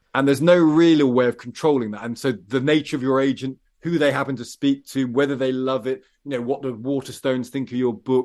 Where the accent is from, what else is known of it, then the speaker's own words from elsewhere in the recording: Midlands, United Kingdom; I come from the Midlands and a bit country, a bit town